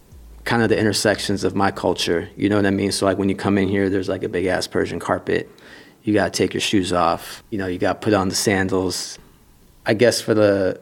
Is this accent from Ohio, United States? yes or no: no; San Jose, California, United States; also born or lived in Iran; now in San Francisco, United States; I grew up in San Jose